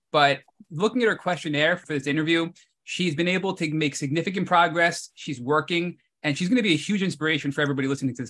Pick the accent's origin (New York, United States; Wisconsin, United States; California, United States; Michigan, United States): New York, United States; being a New Yorker and being a fellow New Yorker as well